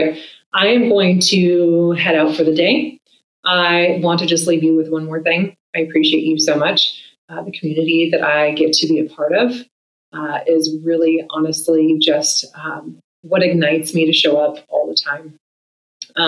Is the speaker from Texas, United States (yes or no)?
no; Oregon, United States; my home state of Oregon